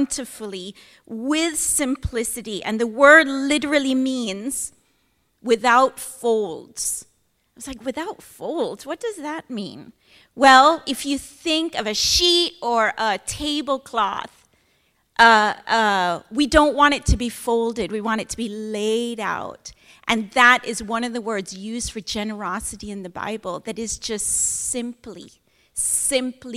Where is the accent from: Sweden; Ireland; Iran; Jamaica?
Jamaica; Kingston; moved away as an adult; now in Oregon, United States; I'm born in Kingston, Jamaica